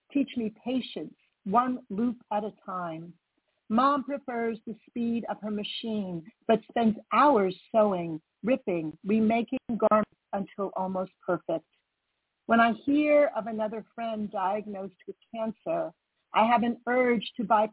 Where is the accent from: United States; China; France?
United States; Long Island, New York; I grew up on Long Island, but I spent a lot of time in New York City